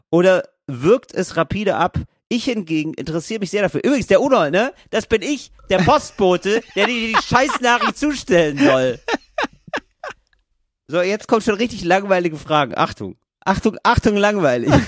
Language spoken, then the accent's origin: German; Northern Germany, Germany; ich komme aus Norddeutschland.